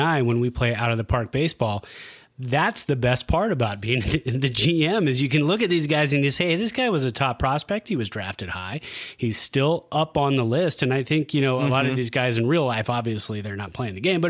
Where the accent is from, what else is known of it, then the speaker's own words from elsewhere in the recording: Santa Clara, California, United States; also born or lived in San Jose; now in Reno, United States; I was born in San Jose, raised in Santa Clara, moved here in 2003 to Reno